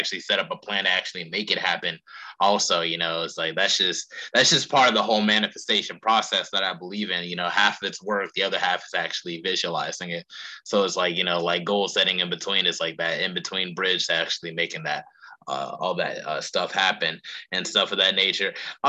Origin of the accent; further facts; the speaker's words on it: North Carolina, United States; would even be captivated by my home state in North Carolina.